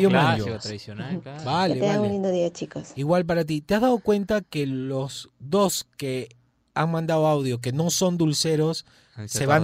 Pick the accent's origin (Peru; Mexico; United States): Peru; Lima; Yo, soy de Miraflores, ya.